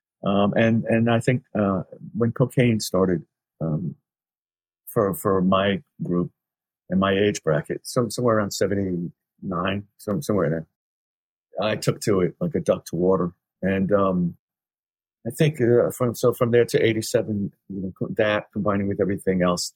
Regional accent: New York City, New York, United States; also born or lived in Queens; I was only 13, you know, and then we moved from the Bronx to Queens

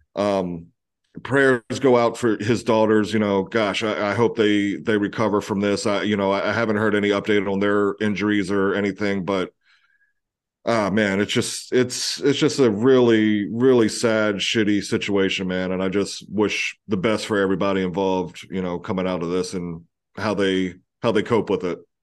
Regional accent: Eastern Shore of Maryland, United States; I grew up on the Eastern Shore of Maryland

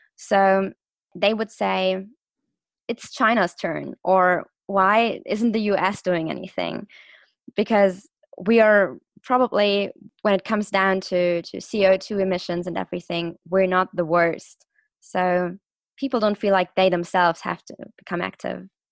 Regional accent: Stuttgart, Baden-Württemberg, Germany; also born or lived in London; I'm from Stuttgart. I'm from the car city in, in Germany

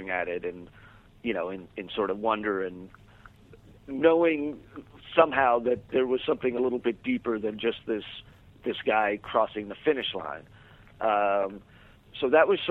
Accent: New York City, New York, United States; moved away as an adult; now in Los Angeles, United States; I grew up in New York City, went to college in upstate New York.

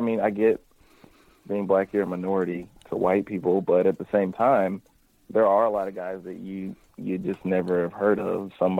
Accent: Missouri, United States; also born or lived in Kentucky; I was born in Kentucky, grew up in Missouri, and, like, Kentucky's further in the south.

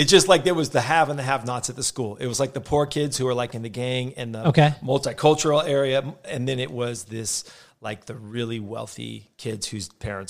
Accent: Los Angeles, California, United States; also born or lived in Simi Valley, California / Ventura, California; I was born and raised in Van Nuys, California, which is like the armpit of Los Angeles. It's just north of like Hollywood and all the cool places in L.A., but so you get all the traffic and the smog, but without any of the cool stuff.

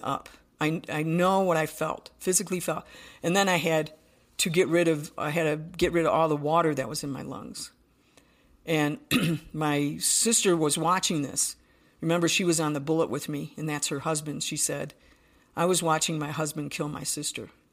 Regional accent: Buffalo, New York, United States; I'm from Buffalo, New York, so from the East Coast

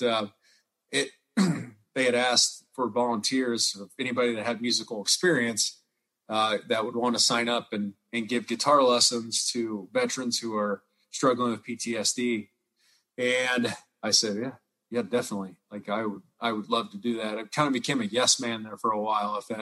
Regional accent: Northwest Missouri, United States; moved away; also born or lived in Omaha; I grew up in Northwest Missouri, near Kansas City, it was country

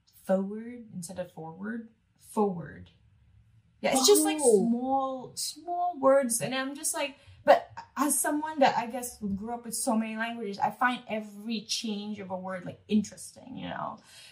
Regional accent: Macau; trying to tell them I'm from Macao, it's in China, I speak Cantonese

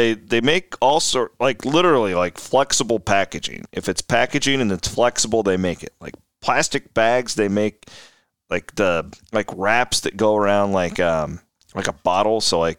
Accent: Clarinda, Iowa, United States; just taking the program from Omaha down to the Ice House in Clarinda. My vision for this, now that is my hometown, the vision is that all of Southwest Iowa can kind of gather here.

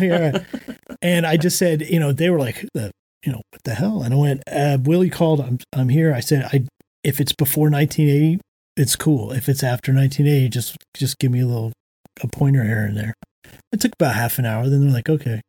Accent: Florida, United States; moved away as an adult; also born or lived in Georgia / Washington, District of Columbia, United States; now in Nashville, United States; I grew up in Florida, Georgia, and then I lived in DC

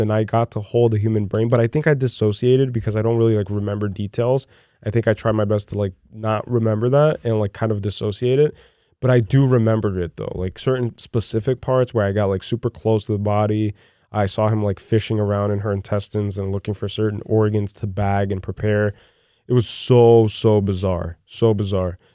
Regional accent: Brazil; moved away; during my formative years growing up in Brazil

